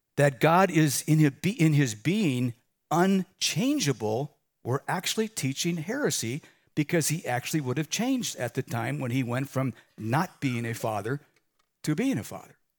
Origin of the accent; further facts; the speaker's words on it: Chicago, Illinois, United States; growing up in Chicago